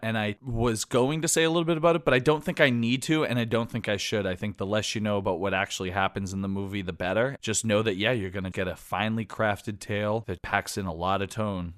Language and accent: English; outside of Boston, Massachusetts, United States; now in New York, United States; I grew up outside of Boston